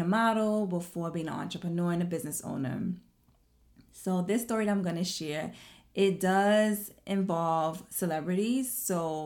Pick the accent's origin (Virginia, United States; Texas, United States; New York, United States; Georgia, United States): New York, United States; New York City; I'm from Brooklyn